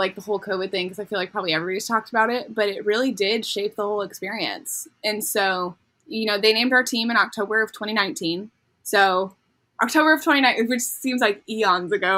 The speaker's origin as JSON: {"language": "English", "area": "near Fullerton", "region": "California", "country": "United States", "tie": "born or raised there", "said": "Cal State Fullerton near my hometown"}